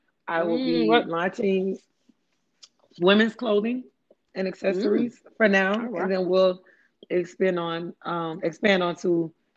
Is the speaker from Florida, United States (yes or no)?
yes; Miami, Florida, United States; I'm from Miami-Dade County.